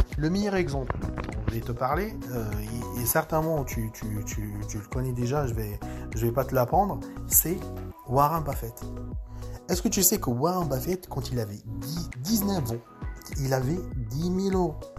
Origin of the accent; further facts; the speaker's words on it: France; chez nous, en France